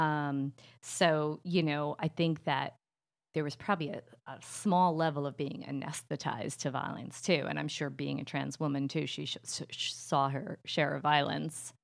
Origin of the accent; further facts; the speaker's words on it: New Jersey, United States; I'm from Jersey, so it comes out auntie